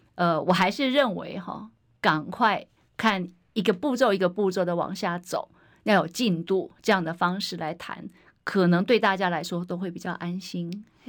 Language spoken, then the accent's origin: Chinese; Hsinchu, Taiwan; 我只是出来为我的家乡努力